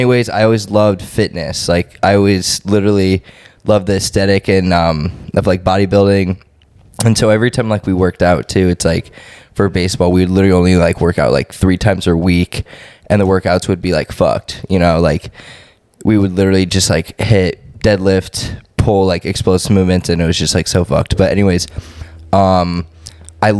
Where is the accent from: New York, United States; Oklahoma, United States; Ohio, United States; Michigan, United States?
Ohio, United States; Cleveland; moved away as an adult; also born or lived in Columbus, Ohio; now in Houston, United States; I grew up in Cleveland, Ohio.